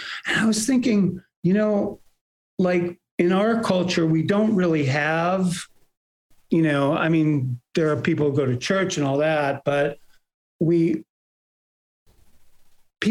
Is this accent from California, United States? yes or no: yes; Bay Area, California, United States; also born or lived in New York; I was born in New York and we moved to the Bay Area when I was almost five.